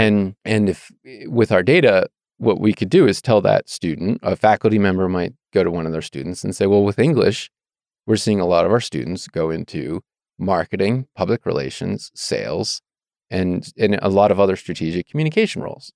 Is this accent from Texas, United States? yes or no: no; Annapolis, Maryland, United States; moved away as an adult; also born or lived in Virginia / Idaho; now in Moscow, Idaho, United States; I grew up in Maryland